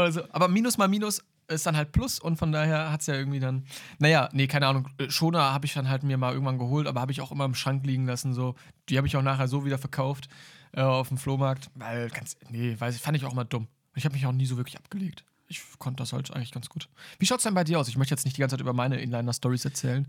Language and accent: German; Münster, North Rhine-Westphalia, Germany; bei uns in Münster